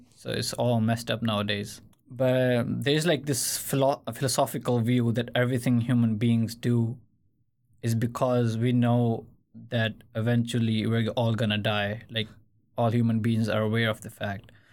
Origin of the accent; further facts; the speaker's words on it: Pakistan; now in Sweden; I come from Pakistan.